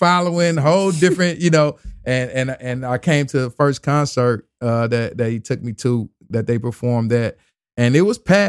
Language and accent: English; the South, United States; I was from the South.